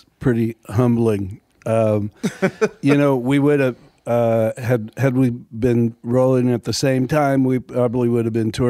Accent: Milwaukee, Wisconsin, United States; born there; I was born in Milwaukee to a family. My mother's side of the family were all musicians.

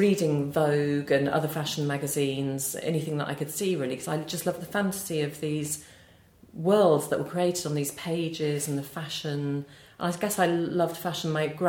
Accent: United Kingdom; moved away as an adult; also born or lived in Newcastle; I grew up in the Cotswolds, actually.

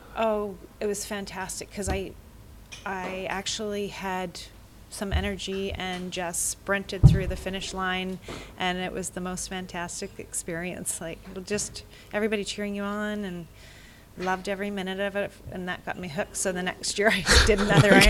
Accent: Vancouver, British Columbia, Canada; I am from Vancouver, BC.

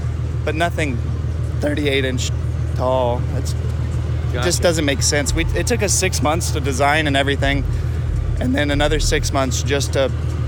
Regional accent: Texas, United States; moved away as an adult; now in Oregon, United States; No, I'm born and raised in Texas, but I'm stationed in the Air Force. I've been there for 3 years now.

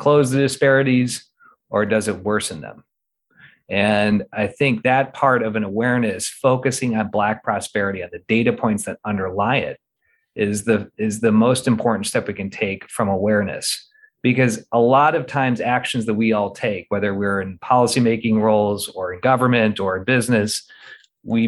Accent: Midwest, United States; also born or lived in Northeast US; now in Portland, United States; growing up in the Midwest, living in the Northeast, and now settled here with a family in the Pacific Northwest

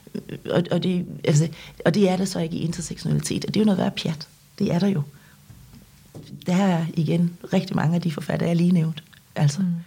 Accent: Denmark; Danish is a second language; also born or lived in South Korea; da jeg blev købt til Danmark og, og, og kom her som seksårig, øhm, der kunne jeg ikke noget dansk

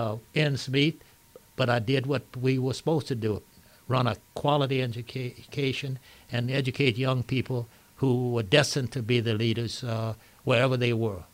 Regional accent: Lafayette, Louisiana, United States; moved away; also born or lived in New Orleans; I was born and raised in Lafayette.

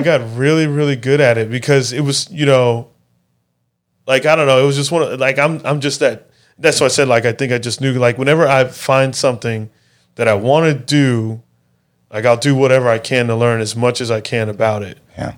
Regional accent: Mesa, Arizona, United States; where I grew up in Mesa is a pretty poor area.

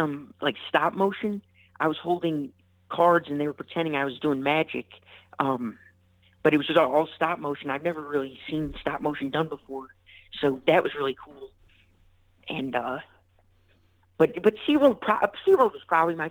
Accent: Park Ridge, Illinois, United States; moved away; Originally from a suburb of Chicago, Park Ridge

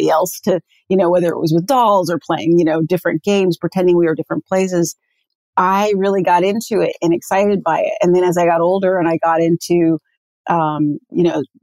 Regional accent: Santa Monica, California, United States; I grew up in Santa Monica, California, beach baby.

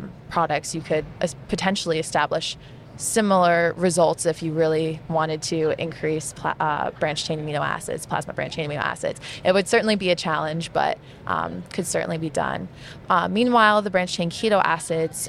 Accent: near Syracuse, Central New York, United States; moved away; I'm originally from Central New York, not too far from Syracuse

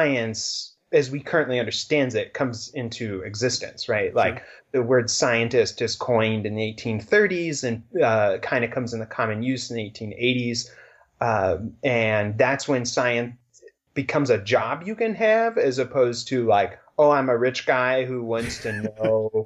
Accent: Cincinnati, Ohio, United States; I grew up in Cincinnati

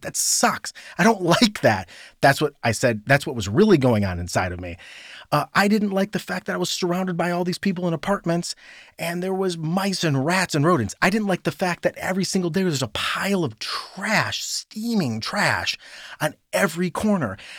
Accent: Cleveland, Ohio, United States; moved away as an adult; also born or lived in New York; I grew up in a suburb of Cleveland. I grew up in Northeast Ohio.

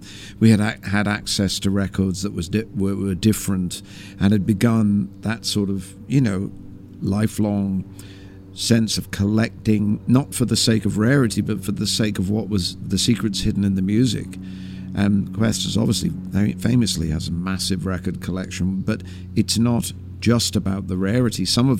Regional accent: England, United Kingdom; Some of the people that he wrote about were people I couldn't have known about at all in growing up in England.

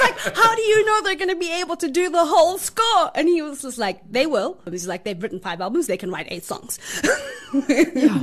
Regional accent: South Africa; We're South African filmmakers

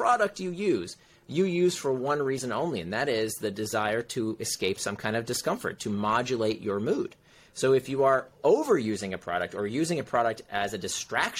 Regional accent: Central Florida, United States; moved away; also born or lived in Silicon Valley; I grew up in Central Florida

